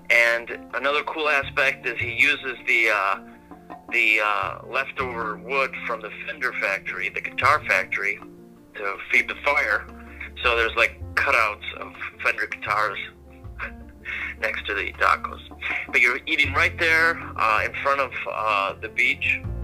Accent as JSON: {"language": "English", "town": "Milton", "region": "Wisconsin", "country": "United States", "tie": "born or raised there", "moved": "as an adult", "lives_now": "Ensenada, Mexico", "said": "I grew up in a small town in southern Wisconsin. The town was called Milton, about 4,444 people"}